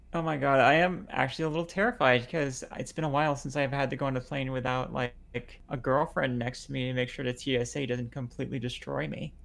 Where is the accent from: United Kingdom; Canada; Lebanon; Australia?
Lebanon; now in United States; I'm bi trans Lebanese